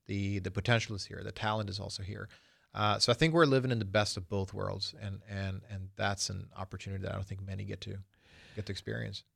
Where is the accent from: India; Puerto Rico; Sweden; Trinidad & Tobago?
Sweden; now in United States; I was born in Sweden